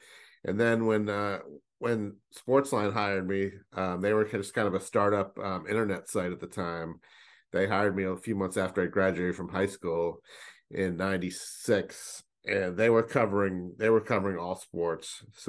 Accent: Northeast, United States; And he knew I was from the Northeast.

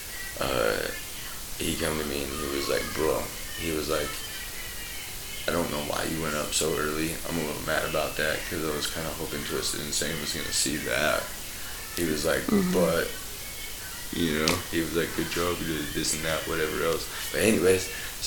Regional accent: Parma, Idaho, United States; I grew up in Parma with my grandparents, and they're super country

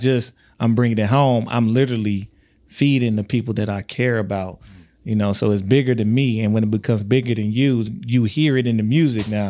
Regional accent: Tyler, Texas, United States; now in Omaha, United States; I'm from Texas

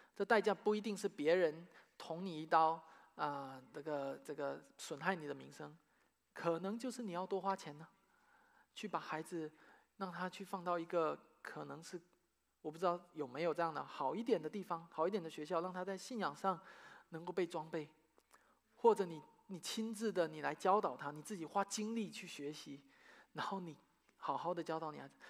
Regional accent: China; now in United States; 大陆的，我的家乡的教会

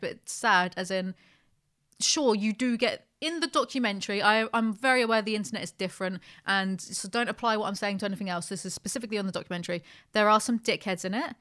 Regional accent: United Kingdom; I'm very British

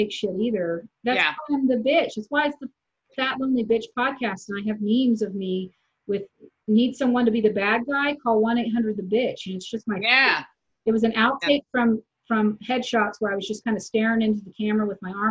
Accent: Midwest, United States; I grew up in the Midwest

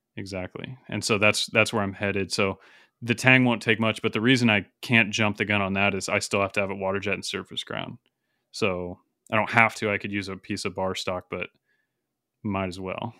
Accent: Salmon, Idaho, United States; near Salmon, where I grew up in Idaho

